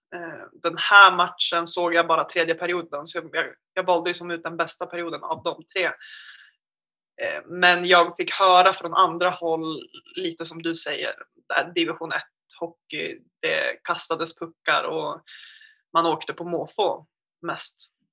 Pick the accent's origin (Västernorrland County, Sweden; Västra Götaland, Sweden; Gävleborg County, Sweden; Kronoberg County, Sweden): Gävleborg County, Sweden; Gävle; now in Umeå, Sweden; är från Gävle egentligen